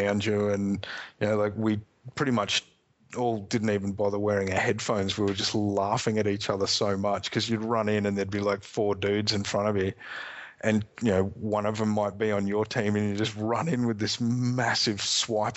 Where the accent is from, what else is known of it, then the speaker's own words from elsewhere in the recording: Australia; I'm an Australian